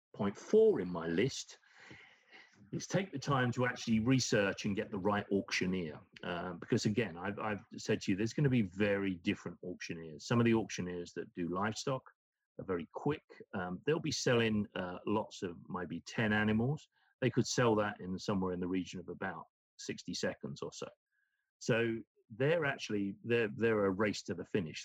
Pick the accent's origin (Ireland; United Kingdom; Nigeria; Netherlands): United Kingdom; moved away; is my home country in the UK